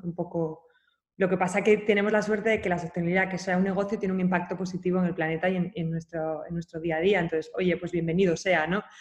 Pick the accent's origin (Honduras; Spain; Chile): Spain; Asturias; also born or lived in China; yo soy asturiana